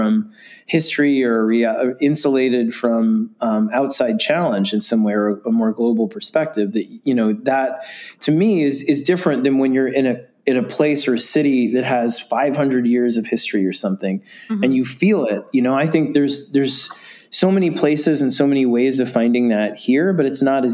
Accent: New York City, New York, United States; I grew up in New York City

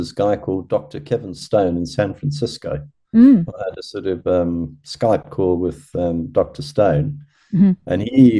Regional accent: Zimbabwe; moved away; also born or lived in Durban, South Africa; I was brought up sort of in Zimbabwe and then we moved over to Durban in South Africa.

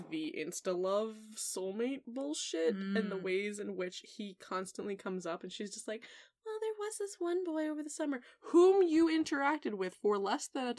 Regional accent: New England, United States; I grew up in New England

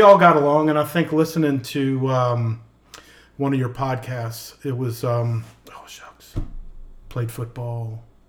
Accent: Ashland, Virginia, United States; born or raised there

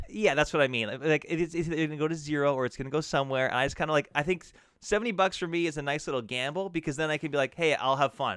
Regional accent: Alberta, Canada; growing up in Alberta

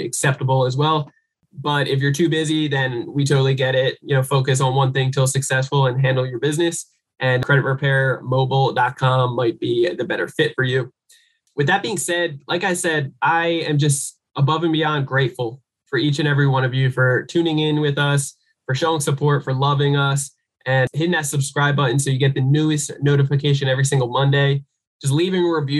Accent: United States; coming from the American poor

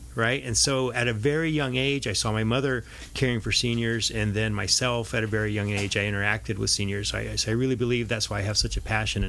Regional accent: Santa Barbara, California, United States; moved away as an adult; now in Orange County, United States; I grew up in Santa Barbara. I went to school in Santa Barbara.

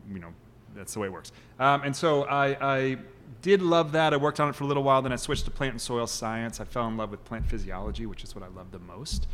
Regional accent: Kansas City, Missouri, United States; I grew up in Kansas City

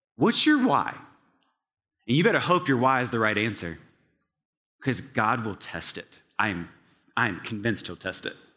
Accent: Scottsville, Virginia, United States; now in Atlanta, United States; in the small town of Scottsville, Virginia, located in central Virginia, the town has about a population of five hundred people

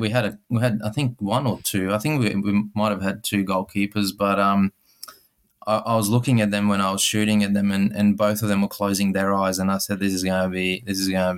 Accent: Serbia; now in Australia; My background is Serbian, so I, living in Europe and growing up in Serbia

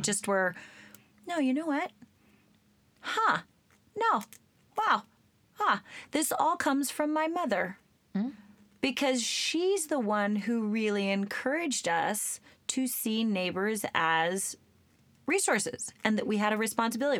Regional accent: Oregon, United States; I grew up in Oregon.

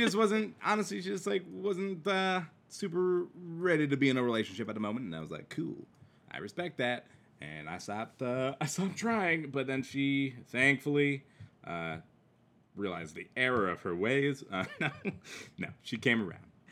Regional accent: Midwest, United States; accent: Midwest; this is my Midwest accent

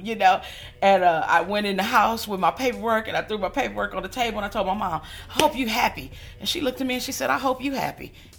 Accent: Los Angeles, California, United States; I am from Los Angeles, California.

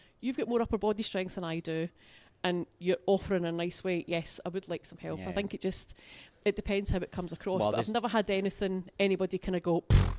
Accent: Glasgow, Scotland, United Kingdom; Well, I'm from Glasgow for a start.

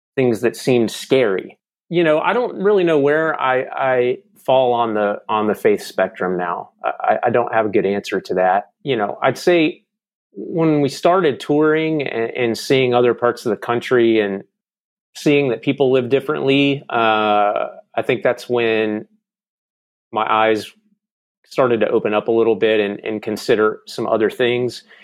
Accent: Charlotte, North Carolina, United States; moved away as an adult; also born or lived in Jackson, Mississippi; now in Nashville, United States; I lived there until I was about eight, eight and a half, and then my dad got transferred, uh, to Charlotte, North Carolina.

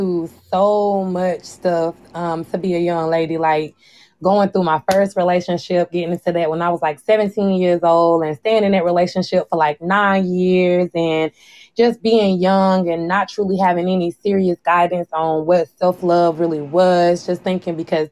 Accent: South Carolina, United States; born and raised in South Carolina

